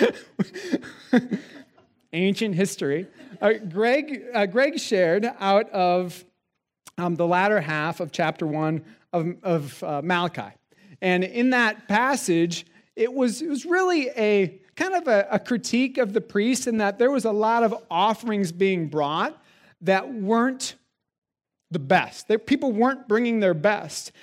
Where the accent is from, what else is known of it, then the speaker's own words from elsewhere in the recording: South Dakota, United States; Steph and I grew up in South Dakota